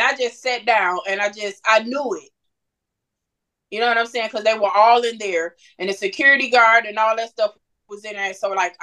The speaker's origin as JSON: {"language": "English", "town": "Muskegon", "region": "Michigan", "country": "United States", "also_born_or_lived": "Missouri", "moved": "as an adult", "lives_now": "Texas, United States", "said": "we moved to Missouri in 2009. We're originally from Muskegon"}